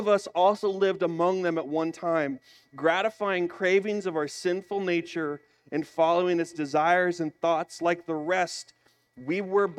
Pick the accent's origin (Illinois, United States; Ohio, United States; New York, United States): Illinois, United States; I'm from Illinois